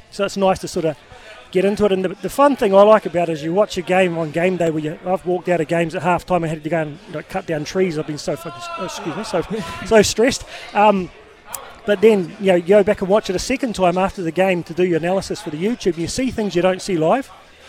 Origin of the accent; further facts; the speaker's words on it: Upper Hutt, Wellington, New Zealand; moved away; also born or lived in Japan; Yeah, mate, so I'm originally from Upper Hutt back in the day